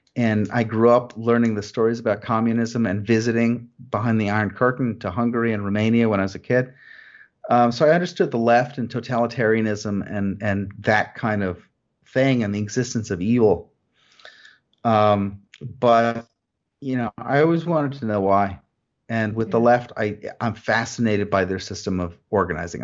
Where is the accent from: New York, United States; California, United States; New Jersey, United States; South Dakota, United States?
New Jersey, United States; I grew up in New Jersey